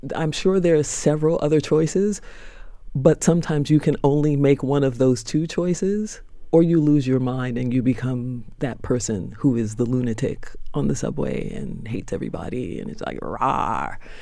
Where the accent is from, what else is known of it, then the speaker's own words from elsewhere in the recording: New York, United States; Born in Harlem Hospital